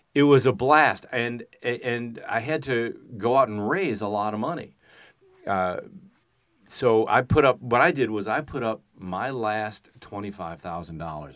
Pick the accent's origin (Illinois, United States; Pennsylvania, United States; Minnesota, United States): Illinois, United States; Chicago; I'm from Chicago